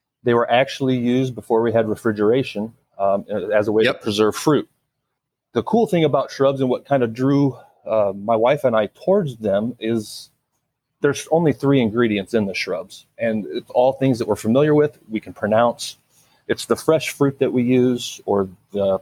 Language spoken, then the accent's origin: English; Illinois, United States; also born or lived in Colorado / Alabama; now in Florida, United States; I grew up in Illinois.